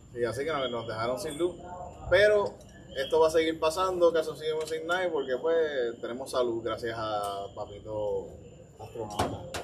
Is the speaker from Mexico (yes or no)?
no; Yauco, Puerto Rico; yo soy de Yauco, de allá, de de, viejo, de 43 años